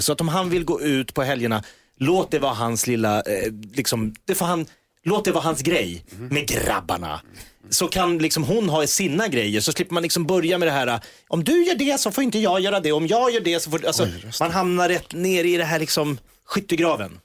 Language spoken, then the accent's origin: Swedish; Järfälla, Stockholm County, Sweden; jag var ju då från Sångvägen i Jakobsberg där jag och Mikael Persbrandt växte upp ihop